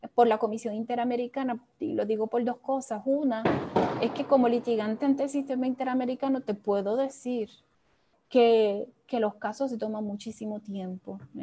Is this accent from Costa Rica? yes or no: no; Puerto Rico; first language Spanish; Como, como puertorriqueños y puertorriqueñas